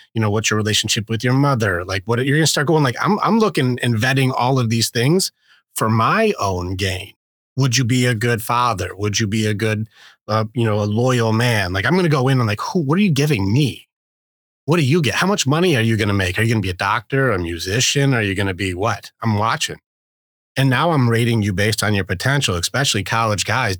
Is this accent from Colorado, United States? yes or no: no; Detroit, Michigan, United States; I grew up in, uh, at a, not a good part in Detroit.